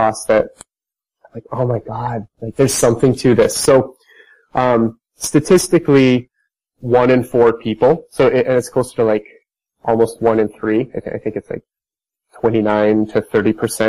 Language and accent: English; Idaho, United States; I'm from Idaho, which I don't, maybe you don't know where Idaho is. it's like a small, mountainous, rather conservative state in the U.S. I think back to growing up